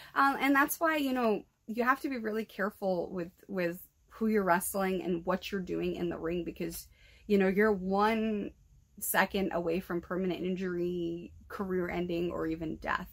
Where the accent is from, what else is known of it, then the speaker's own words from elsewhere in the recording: New Bedford, Massachusetts, United States; my hometown